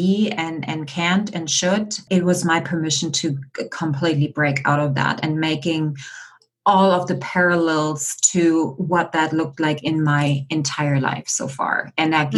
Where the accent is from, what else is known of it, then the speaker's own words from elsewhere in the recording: Germany; now in Victoria, Canada; I'm born and raised in just outside of Berlin, Germany, and I'm currently residing in Victoria, British Columbia, on the west coast of Canada